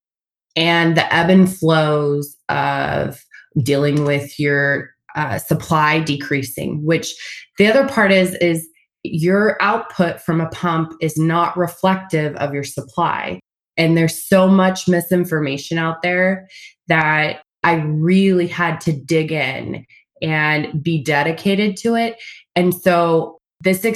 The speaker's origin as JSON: {"language": "English", "town": "Springfield", "region": "Missouri", "country": "United States", "also_born_or_lived": "St. Louis, Missouri", "moved": "as an adult", "lives_now": "California, United States", "said": "I am originally from Springfield, Missouri"}